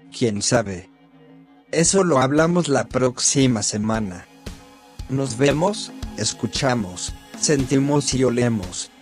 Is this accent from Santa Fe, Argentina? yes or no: no; Dolores, Buenos Aires Province, Argentina; de Dolores